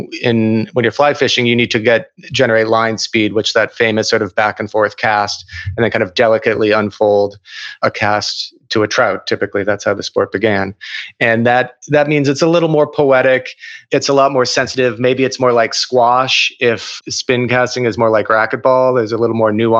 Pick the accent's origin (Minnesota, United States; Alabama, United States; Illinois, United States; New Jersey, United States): Minnesota, United States; Minneapolis; I grew up in Minneapolis